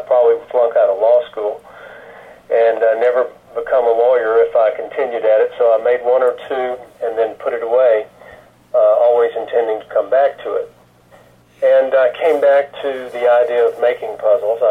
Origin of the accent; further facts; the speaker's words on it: Greenville, Mississippi, United States; now in Little Rock, Arkansas, United States; I grew up in Greenville, Mississippi, with families named Abide.